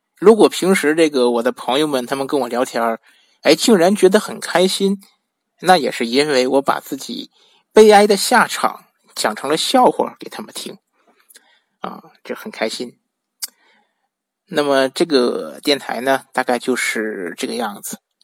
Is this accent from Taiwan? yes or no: no; northern China, China; 我本身是北方人